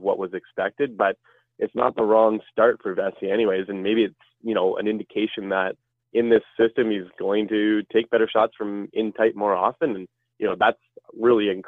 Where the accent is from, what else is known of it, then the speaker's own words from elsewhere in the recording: Ottawa, Ontario, Canada; I'm from the Ottawa area